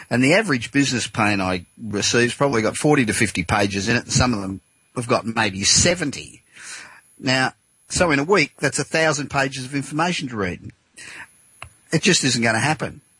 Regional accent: Los Angeles, California, United States; from my hometown of Los Angeles.

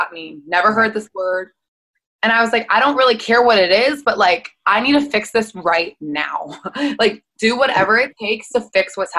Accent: West Chester, Pennsylvania, United States; now in Los Angeles, United States; I'm from Westchester, Pennsylvania, which is outside Philly. I live in Los Angeles now

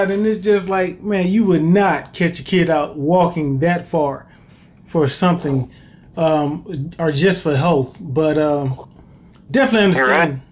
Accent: Greensboro, North Carolina, United States; growing up here in Greensboro, well, growing up in Greensboro

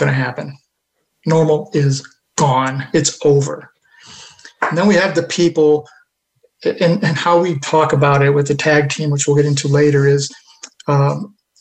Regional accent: Buffalo, New York, United States; there's an organization outside of Buffalo, in my hometown

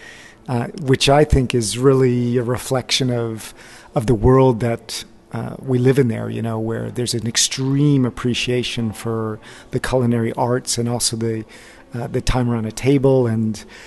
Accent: United States; moved away as an adult; now in France; growing up in the States

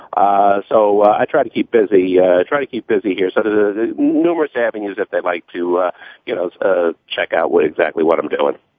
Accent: New York City, New York, United States; New York native. I grew up in Queens and actually Queens Village

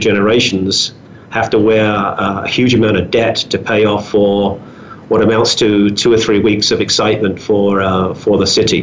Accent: London, United Kingdom; moved away as an adult; also born or lived in Greenwich, London / Gabon; now in Calgary, Canada; spent the first few years of my life there, and then the rest of my life in a place just about 5 miles from Greenwich, a place called Abbey Wood, right on the borders between London and Kent. And stayed there until my late 20s when I left London.

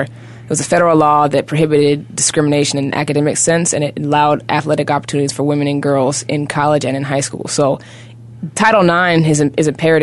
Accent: Seattle, Washington, United States; moved away; I was raised in Seattle, Washington, Pacific Northwest

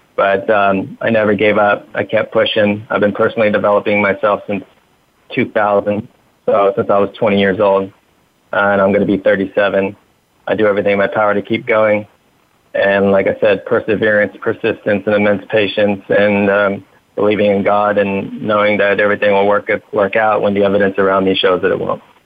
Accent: Huntington Beach, California, United States; I was raised in Huntington Beach, uh, California

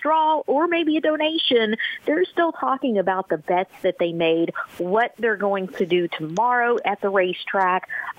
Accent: Hot Springs, Arkansas, United States; I was born and raised right here in Hot Springs, Arkansas

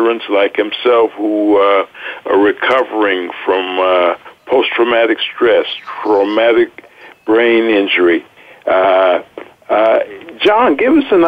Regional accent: Miami, Florida, United States; I grew up in South Florida in Miami

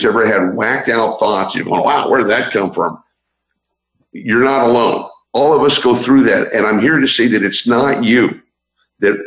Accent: San Francisco, California, United States; I'm originally from San Francisco

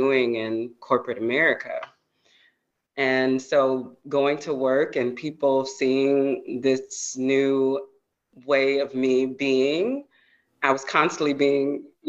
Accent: Georgia, United States; yeah, I'm a Georgia girl

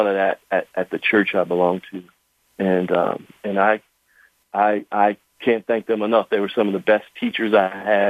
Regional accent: Camden, New Jersey, United States; I grew up right outside of Philly in New Jersey, Camden

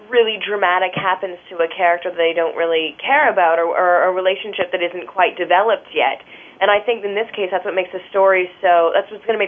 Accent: Canada; we're both from Canada

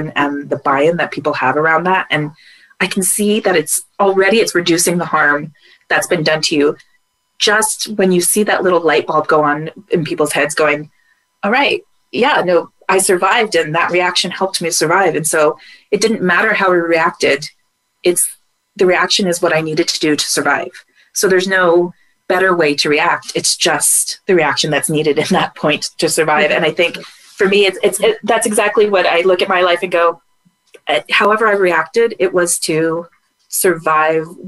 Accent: United States; moved away; being an American abroad

